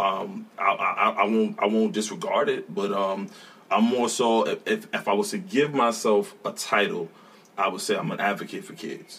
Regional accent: New York City, New York, United States; moved away; I'm from Brooklyn

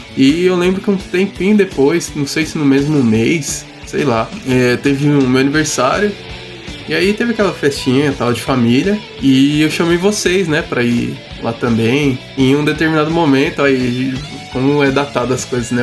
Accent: Osasco, São Paulo, Brazil; nós somos da cidade de Osasco, né, de São Paulo

